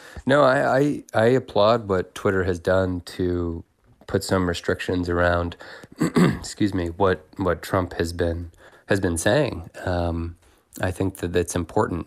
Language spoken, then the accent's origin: English; Indiana, United States; I was from Indiana